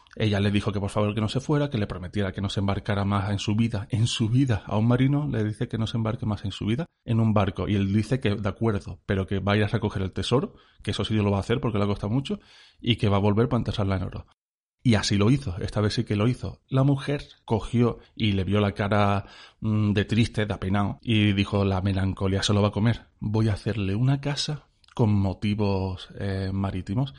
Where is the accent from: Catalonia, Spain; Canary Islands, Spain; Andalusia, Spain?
Andalusia, Spain; Cádiz; Yo soy de Cádiz